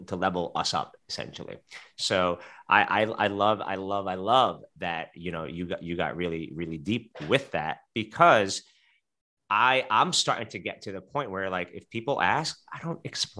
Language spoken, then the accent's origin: English; New York City, New York, United States; I grew up in Brooklyn, New York